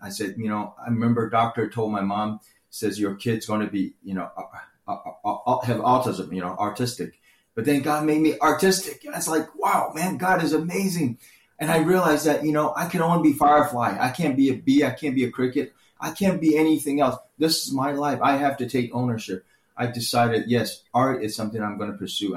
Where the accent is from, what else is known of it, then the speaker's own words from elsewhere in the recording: Orlando, Florida, United States; English is a second language; also born or lived in Taiwan; in America, I grew up in Orlando